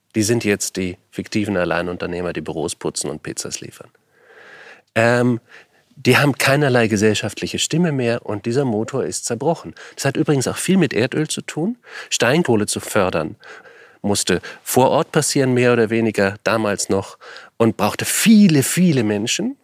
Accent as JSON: {"language": "German", "country": "Germany", "tie": "born or raised there", "said": "Meine Kindheit in Deutschland"}